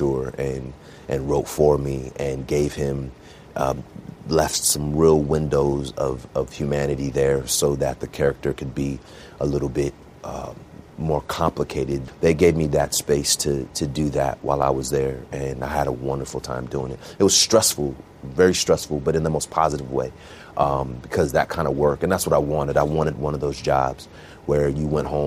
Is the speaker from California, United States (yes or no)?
yes; Bay Area, California, United States; I grew up in the Bay Area, so really diverse.